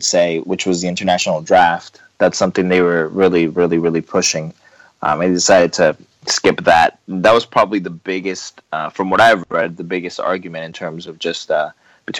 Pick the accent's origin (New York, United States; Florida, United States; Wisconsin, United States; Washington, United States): Florida, United States; Miami; I grew up in Miami